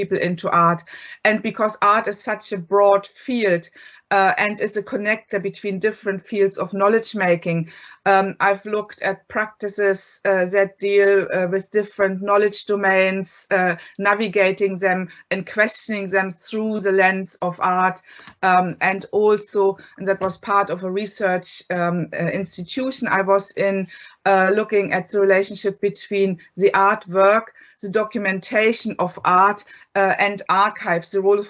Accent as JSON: {"language": "English", "region": "East Germany", "country": "Germany", "tie": "born or raised there", "moved": "as an adult", "lives_now": "Ireland", "said": "I grew up in East Germany"}